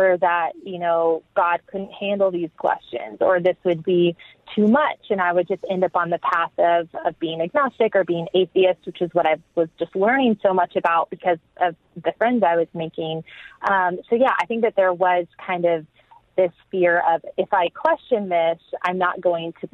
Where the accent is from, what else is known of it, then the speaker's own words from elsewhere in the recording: Texas, United States; also born or lived in England; now in Austin, United States; I grew up in the Bible Belt in Texas